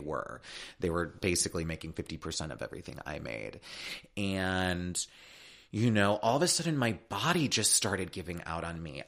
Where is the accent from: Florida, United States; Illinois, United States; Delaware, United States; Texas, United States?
Illinois, United States; Chicago; now in California, United States; I'm from Chicago. I'm from the Midwest.